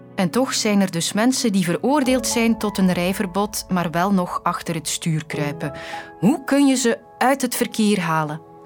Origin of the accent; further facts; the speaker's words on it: Belgium; wij als Belgen